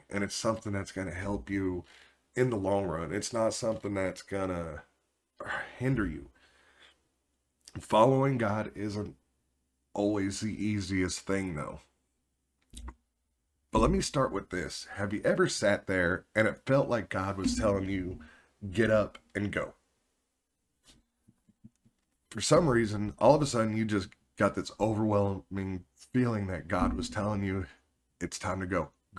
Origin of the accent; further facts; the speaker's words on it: Oklahoma, United States; but I'm from Oklahoma originally, and I did about everything in this state except being born.